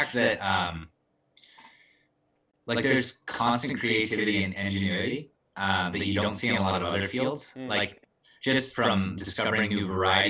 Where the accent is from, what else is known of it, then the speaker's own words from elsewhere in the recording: Vernon, British Columbia, Canada; moved away; also born or lived in Kamloops, British Columbia; Hail from Vernon, British Columbia, the place of dreams.